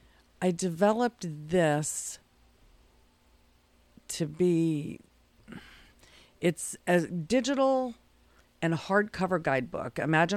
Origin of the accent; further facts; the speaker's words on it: California, United States; born there; I don't really have a from. I'm a military kid.